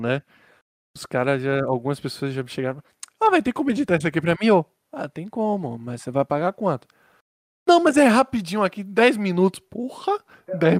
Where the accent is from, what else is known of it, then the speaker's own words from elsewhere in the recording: Bahia, Brazil; descobri que eu sou da Bahia